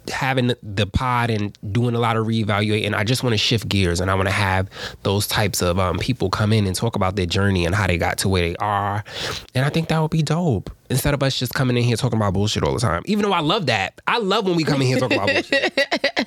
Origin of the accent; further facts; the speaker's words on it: New York City, New York, United States; I'm from Harlem.